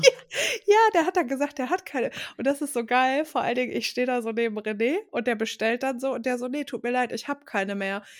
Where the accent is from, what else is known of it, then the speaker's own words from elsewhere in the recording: Ruhr area, North Rhine-Westphalia, Germany; bei uns im Ruhrgebiet